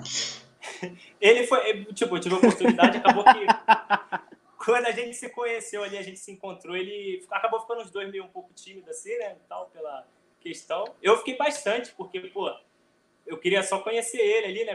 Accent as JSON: {"language": "Portuguese", "region": "Rio de Janeiro", "country": "Brazil", "said": "eu sou do Rio"}